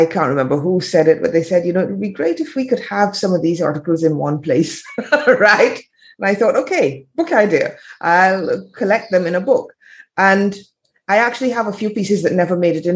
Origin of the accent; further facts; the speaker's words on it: Barbados; moved away as an adult; also born or lived in England / France; I'm in Barbados now. I spent a lot of time in the Caribbean as a child. I grew up here. I was born in England.